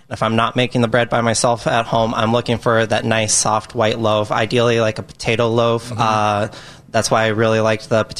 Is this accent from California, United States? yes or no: no; Arizona, United States; moved away; I grew up in Arizona. We always had fresh avocados out